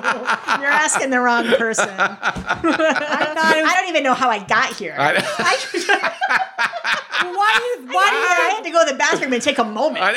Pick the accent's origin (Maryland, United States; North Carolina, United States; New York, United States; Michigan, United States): Michigan, United States; Flint; I'm from Flint